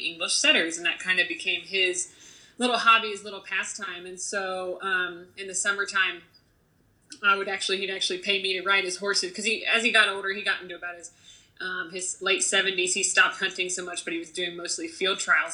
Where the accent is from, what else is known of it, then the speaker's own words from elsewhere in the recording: Fountain, Ohio, United States; I grew up in Ohio in uh, a small town called Fountain, Ohio